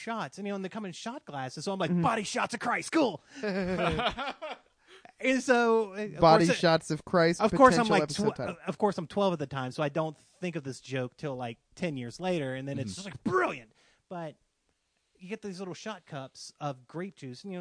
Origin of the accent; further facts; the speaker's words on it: Mississippi, United States; I'm from Mississippi